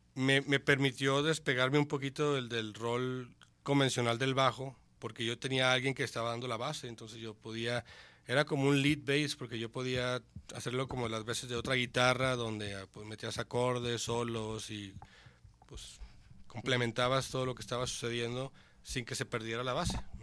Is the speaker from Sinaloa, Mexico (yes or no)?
yes; Mazatlán, Sinaloa, Mexico; moved away as an adult; now in Guadalajara, Mexico; Yo soy de Mazatlán